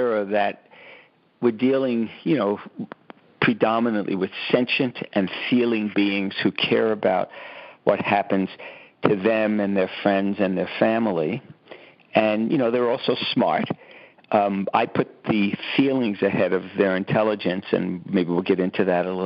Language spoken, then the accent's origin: English; New York City, New York, United States; I grew up in Brooklyn, New York, on a lot of concrete.